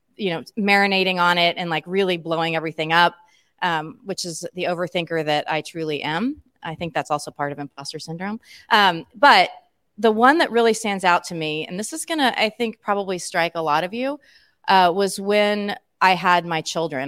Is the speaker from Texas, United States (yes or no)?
no; Emporia, Kansas, United States; an Emporian, that's my hometown